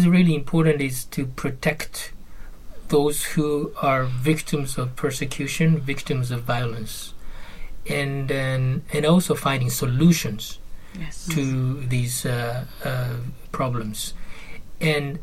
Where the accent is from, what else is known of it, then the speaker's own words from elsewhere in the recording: Japan; moved away as an adult; now in Geneva, Switzerland; I'm from Japan, and I remember my high school textbook